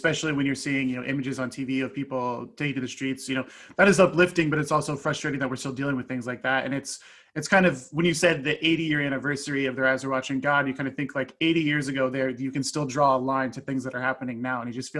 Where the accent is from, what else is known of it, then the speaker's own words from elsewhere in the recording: Lawrence, Kansas, United States; I grew up here in Lawrence